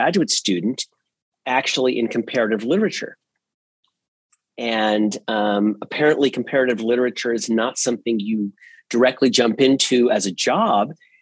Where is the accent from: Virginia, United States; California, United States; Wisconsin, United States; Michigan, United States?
Virginia, United States; Northern; I grew up in Northern Virginia, actually inside the Washington, D.C. beltway, the proverbial beltway